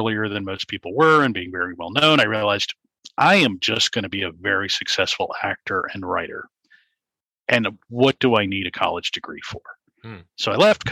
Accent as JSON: {"language": "English", "town": "Richmond", "region": "Virginia", "country": "United States", "tie": "born or raised there", "said": "I grew up in Richmond, Virginia"}